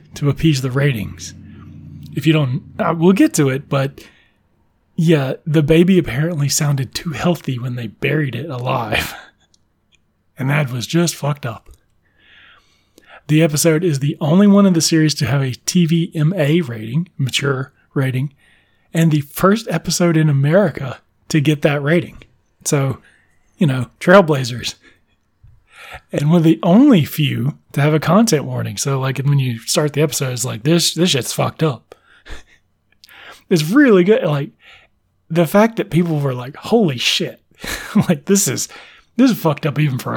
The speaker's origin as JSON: {"language": "English", "region": "South Mississippi", "country": "United States", "tie": "born or raised there", "said": "I did not have Fox in my hometown, which is kind of interesting, the theme of the show. A lot of people that had satellites did, but South Mississippi did not have a Fox affiliate"}